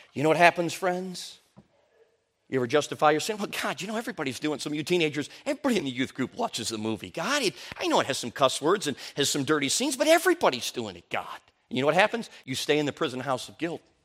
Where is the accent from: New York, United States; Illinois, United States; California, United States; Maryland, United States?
Illinois, United States; Chicago; also born or lived in Durango, Colorado; we moved from Durango, Colorado And we came to Chicago, Illinois